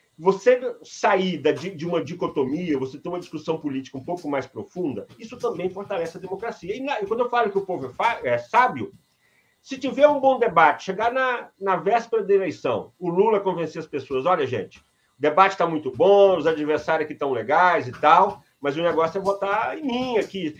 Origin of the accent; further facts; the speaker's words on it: Iturama, Minas Gerais, Brazil; eu sou de Iturama